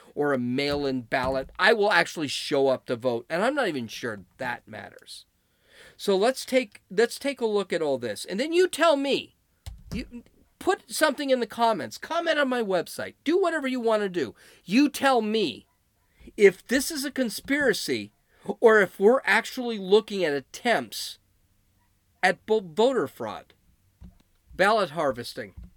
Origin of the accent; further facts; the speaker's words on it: California, United States; I'm from California